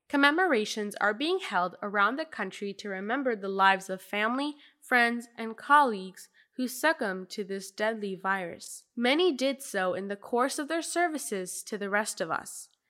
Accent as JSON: {"language": "English", "country": "United Kingdom", "said": "as a British Ahmadi Muslim"}